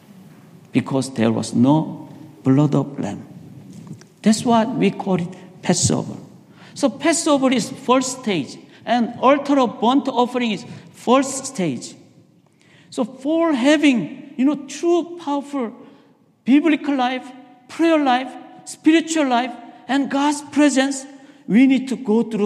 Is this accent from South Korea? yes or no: yes; South Korea; moved away; I was raised in Korea.